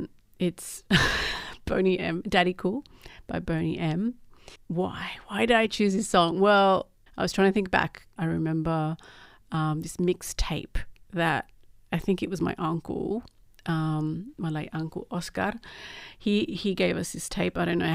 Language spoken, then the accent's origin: English; Uruguay; now in Australia; I grew up in Uruguay, actually. Well, I grew up in Australia as well, so I was born here but lived overseas.